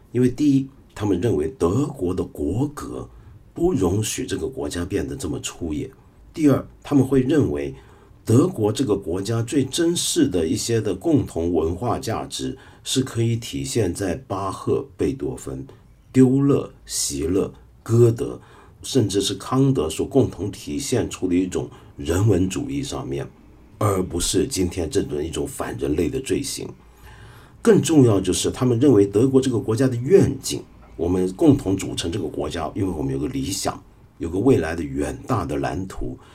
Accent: China

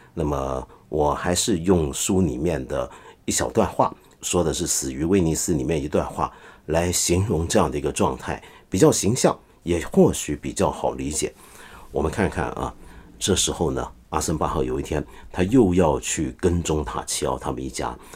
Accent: China; 我们中国人常说

